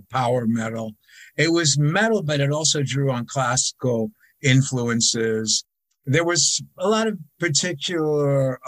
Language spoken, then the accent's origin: English; United States; we're from America